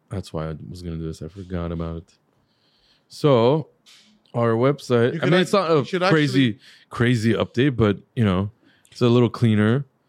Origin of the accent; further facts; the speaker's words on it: Guatemala; I came from Guatemala